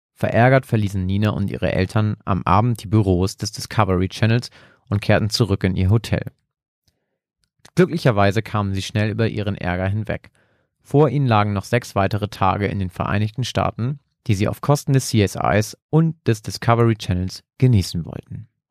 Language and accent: German; Germany; ich komme ja ursprünglich auch aus einem kleinen Dörfchen in der Nähe von Bremen